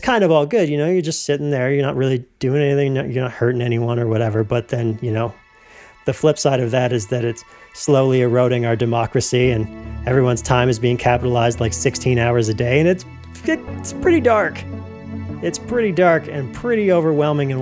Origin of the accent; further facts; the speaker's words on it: Canada; as a Canadian